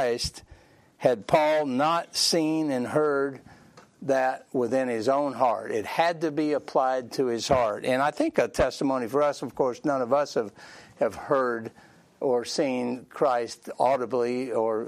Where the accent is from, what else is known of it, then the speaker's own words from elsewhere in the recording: Sandy Springs, Georgia, United States; growing up in Sandy Springs, all my friends were Baptist.